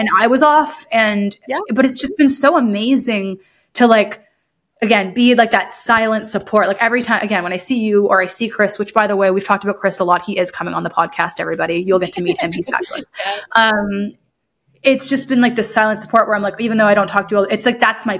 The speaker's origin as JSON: {"language": "English", "town": "Huntsville", "region": "Ontario", "country": "Canada", "tie": "born or raised there", "said": "when I was younger, so I grew up like living in Deerhurst Resort"}